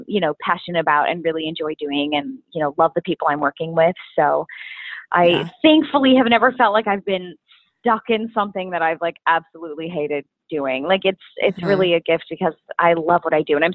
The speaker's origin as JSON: {"language": "English", "town": "Minneapolis", "region": "Minnesota", "country": "United States", "tie": "born or raised there", "moved": "yes", "said": "I'm originally from Minnesota. And I grew up doing theater there."}